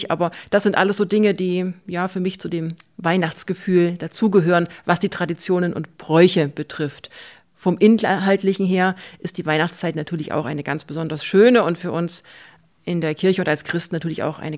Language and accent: German; Saxony, Germany; in der Gegend, wo ich herkomme, im Vogtland und im angrenzenden Erzgebirge, ist das ja auch ganz besonders typisch